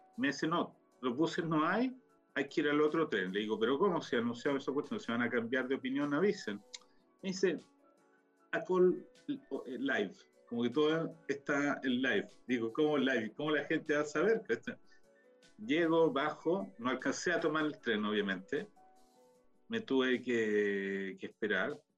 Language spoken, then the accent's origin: Spanish; Chile; now in Israel; renovar el pasaporte, pero el chileno